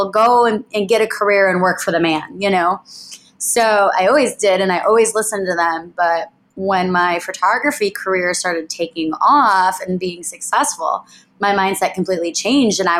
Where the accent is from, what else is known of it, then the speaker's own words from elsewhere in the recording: Chicago, Illinois, United States; We are Lauren and Ryan, and we are from Chicago, Illinois.